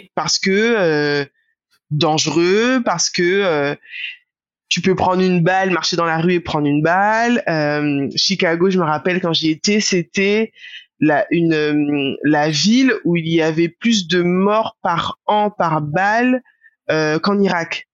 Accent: Guadeloupe; moved away; also born or lived in Marseille; le fait d'avoir grandi en Guadeloupe

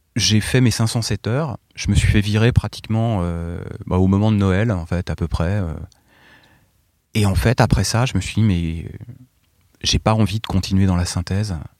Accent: Essonne, Île-de-France, France; also born or lived in Paris; je venais de de l'Essonne, euh, sur orge euh, et là, j'arrive à Paris

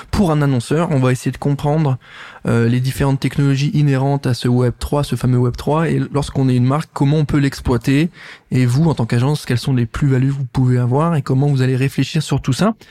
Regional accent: Nancy, Grand Est, France; T'as bien dit Nancy? Ouais. Ok, parce que c'est là d'où je viens

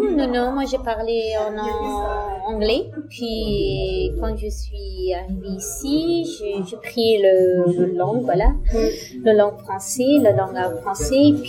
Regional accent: Pakistan; also born or lived in Afghanistan; now in France; Bah, voilà, je viens d'Afghanistan, j'ai grandi au Pakistan, on

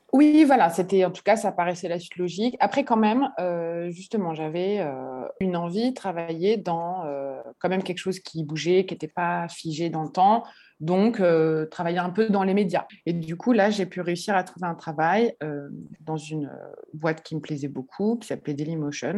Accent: Paris, Île-de-France, France; moved away as an adult; now in Bordeaux, France; j'ai grandi bah, euh, à Paris dans le 15e

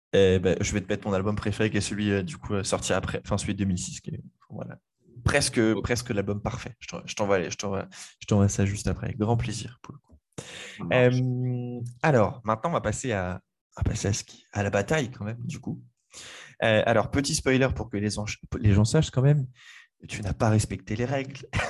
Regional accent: Le Mans, Pays de la Loire, France; je suis originaire du Mans, pas de, pas de Paris

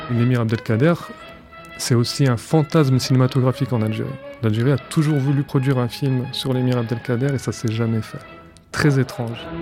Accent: France; J'ai 37 ans, je suis né en France

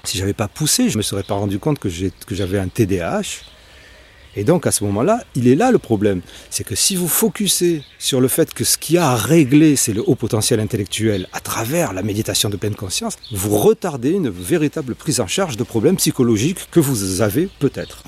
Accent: Marseille, Provence-Alpes-Côte d'Azur, France; moi je suis marseillais

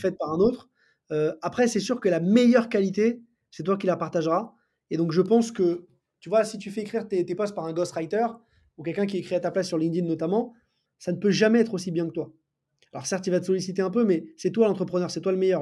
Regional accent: Paris, Île-de-France, France; je, suis parisien, né à Paris, j'ai grandi à Paris

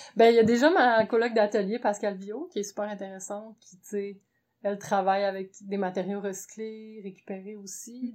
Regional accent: Gatineau, Quebec, Canada; now in Montreal, Canada; à l'origine, je viens de Gatineau

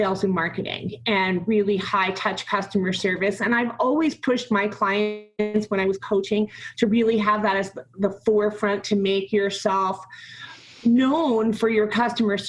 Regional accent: New Jersey, United States; moved away as an adult; also born or lived in New York City / Denver / St. Vincent and the Grenadines / Grenada; I grew up in New Jersey

